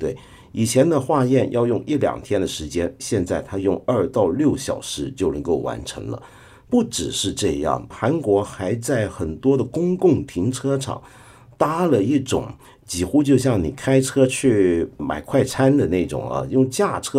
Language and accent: Chinese; Guangdong, China; accent: Cantonese; 用我们广东话讲叫做大波南国了。